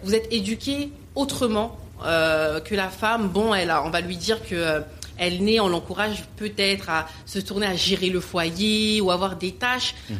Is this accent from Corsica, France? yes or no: no; Le Bourget, Île-de-France, France; j'ai vraiment grandi au Bourget, en tout cas dans le 93. Je viens du 93